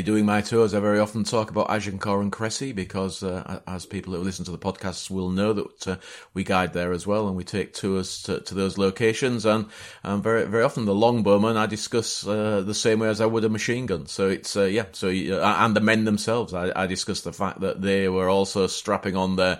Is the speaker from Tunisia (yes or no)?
no; Yorkshire and the Humber, United Kingdom; accent: Yorkshire; my Yorkshire accent